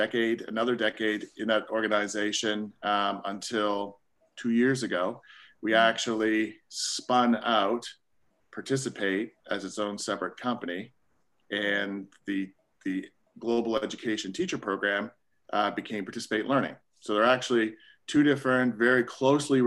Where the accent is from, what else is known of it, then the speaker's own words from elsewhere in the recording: Nova Scotia, Canada; moved away as an adult; also born or lived in Staines, England / Virginia, United States; now in North Carolina, United States; growing up in small town Nova Scotia, Canada. I'm a Canadian